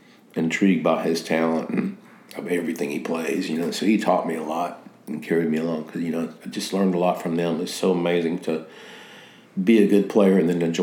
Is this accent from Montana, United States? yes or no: no; the South, Mississippi, United States; moved away; also born or lived in Connecticut; I grew up in the South, born in Mississippi